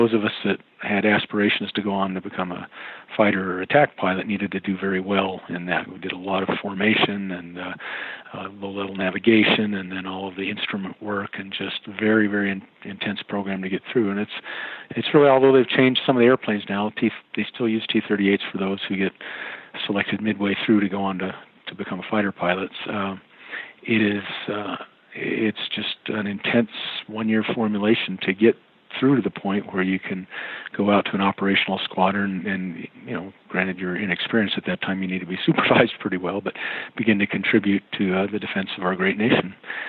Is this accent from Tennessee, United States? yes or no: no; Portsmouth, New Hampshire, United States; Well, my dad was a pilot in the Air Force, so moving around to different Air Force bases all around the United States. We ended up though going up to New Hampshire on the coast there, Portsmouth, New Hampshire.